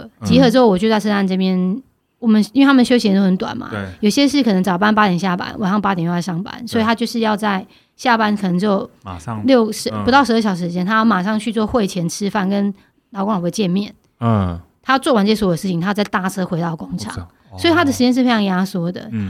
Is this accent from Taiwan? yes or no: yes; Taiwan; 我们可以去，我们台湾人会去的这些地方，也没几乎没有他们会唱的歌。